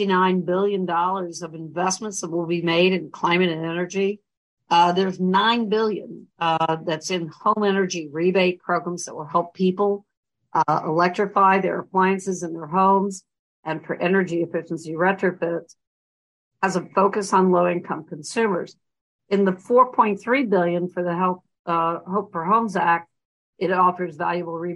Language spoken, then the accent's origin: English; Raleigh, North Carolina, United States; moved away as an adult; also born or lived in Brooklyn, New York / Paris, France; now in Baltimore, United States; I was raised mainly in Raleigh, North Carolina